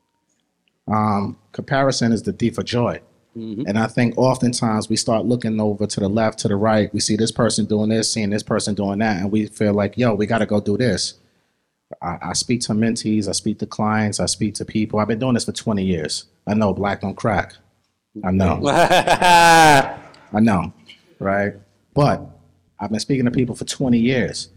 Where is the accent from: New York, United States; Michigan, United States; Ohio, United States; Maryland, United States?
New York, United States; New York City; also born or lived in Queens, New York; I was born in Brooklyn, raised in Brooklyn